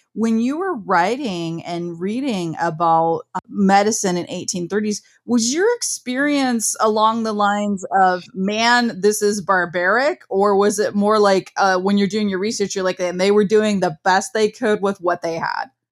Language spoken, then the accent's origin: English; Midwest, United States; I grew up in the Midwest